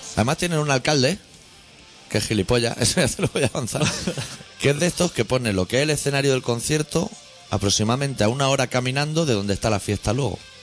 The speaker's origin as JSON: {"language": "Spanish", "region": "Catalonia", "country": "Spain", "said": "siendo catalán por el mundo"}